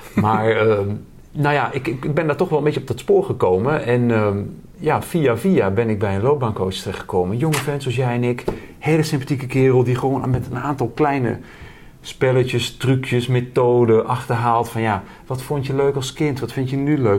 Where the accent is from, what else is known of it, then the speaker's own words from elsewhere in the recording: Twente, Overijssel, Netherlands; ik ben een Twentenaar